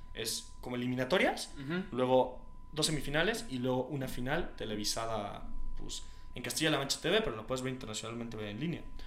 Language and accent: Spanish; Querétaro, Mexico